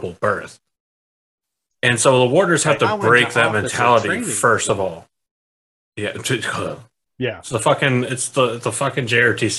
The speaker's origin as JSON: {"language": "English", "region": "South Carolina", "country": "United States", "tie": "born or raised there", "said": "I grew up in South Carolina."}